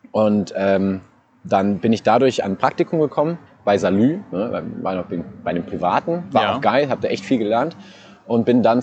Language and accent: German; Saarbrücken, Saarland, Germany; ich hatte Sprechtraining, aber hauptsächlich um meinen Dialekt zu bekämpfen. ich bin ja Saarbrücker